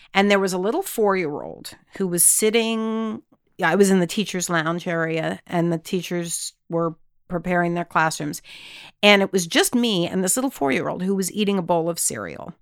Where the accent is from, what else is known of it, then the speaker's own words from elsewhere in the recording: Texas, United States; we grew up in Texas, my husband and I both did